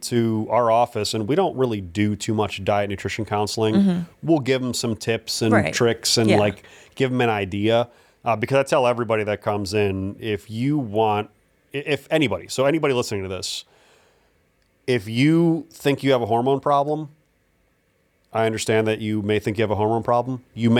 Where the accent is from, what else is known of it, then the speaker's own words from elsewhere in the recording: Cleveland, Ohio, United States; She grew up in Akron. I grew up in Cleveland.